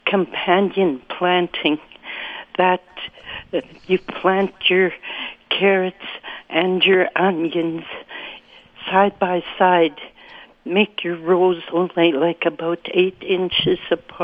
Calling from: Winkler, Manitoba, Canada

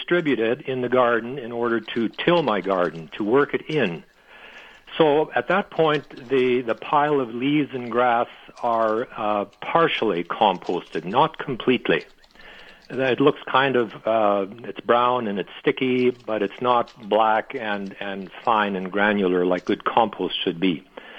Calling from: Steinbach, Manitoba, Canada; I'm calling from Steinbach, and I have a question about the fertility of my garden.

